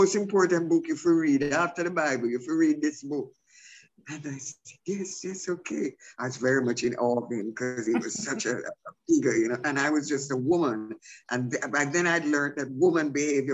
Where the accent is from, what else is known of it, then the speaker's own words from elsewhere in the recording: Jamaica; being Jamaican is living in paradise